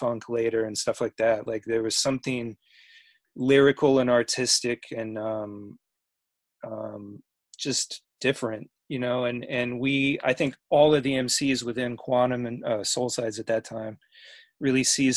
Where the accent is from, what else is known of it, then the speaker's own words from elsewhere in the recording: Davis, California, United States; also born or lived in San Jose, California / Napa, California; I grew up in Davis, so I felt local.